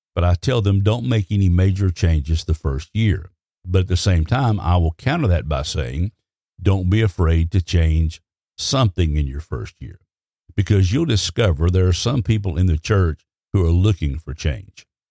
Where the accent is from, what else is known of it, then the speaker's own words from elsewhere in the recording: Alabama, United States; I was raised in Alabama